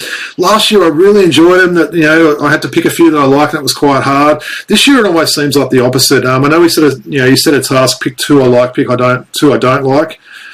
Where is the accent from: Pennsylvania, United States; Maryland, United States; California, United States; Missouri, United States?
Missouri, United States; St. Louis; That's the colours I first, you know, had when I came over from St. Louis there.